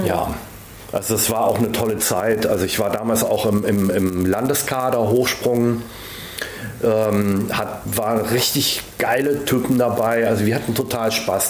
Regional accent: Villingen, Baden-Württemberg, Germany; ich bin ja wirklich da geboren und aufgewachsen. Genau genommen in Villingen im Schwarzwald

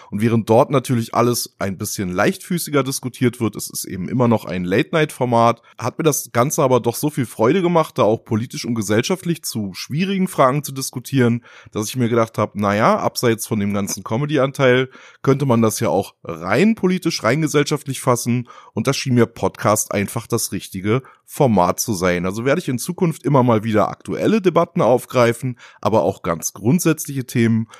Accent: near Hamelin, Lower Saxony, Germany; now in Kaiserslautern, Germany; ich bin eigentlich in Niedersachsen geboren, bin in der Nähe von Hameln aufgewachsen

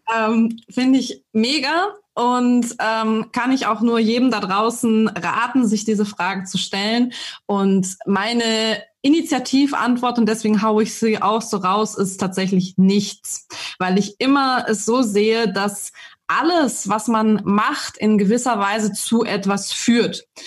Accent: Germany; bei uns in Deutschland

